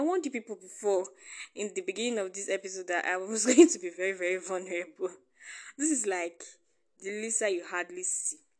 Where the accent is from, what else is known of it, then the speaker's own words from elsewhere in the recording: Nigeria; being a Nigerian